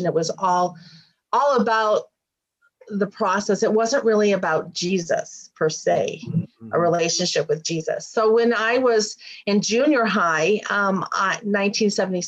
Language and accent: English; Warren, Michigan, United States; I grew up in Michigan, a suburb of Detroit, Warren, Michigan